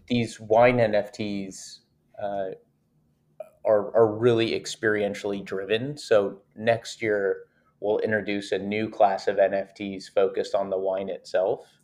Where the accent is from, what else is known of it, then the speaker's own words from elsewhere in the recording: Napa Valley, California, United States; I grew up with a family of vintners, so my family grew and sold grapes, and I'm from Napa Valley, California